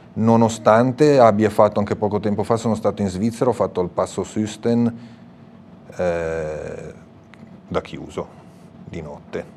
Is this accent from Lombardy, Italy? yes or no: yes; Morbegno, Lombardy, Italy; io vengo dalla provincia di Sondrio, quindi una terra in salita